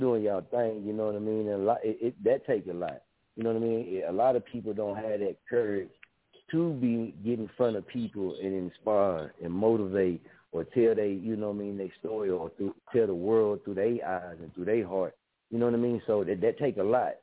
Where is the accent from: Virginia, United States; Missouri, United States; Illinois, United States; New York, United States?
Missouri, United States; I'm from Missouri, you know what I mean? We from here